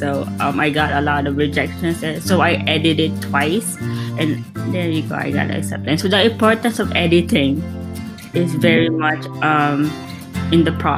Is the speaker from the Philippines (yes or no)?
yes; Philippines; now in Las Vegas, United States; I'm from the Philippines